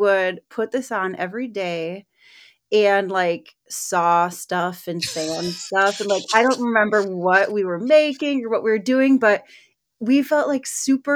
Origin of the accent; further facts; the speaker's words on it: Eau Claire, Wisconsin, United States; moved away as an adult; now in Duluth, United States; I grew up in Eau Claire, Wisconsin